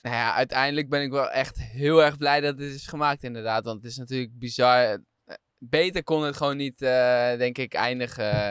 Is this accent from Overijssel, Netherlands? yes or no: yes; Diepenveen, Overijssel, Netherlands; ik kom uit Diepenveen, dat is gemeente Deventer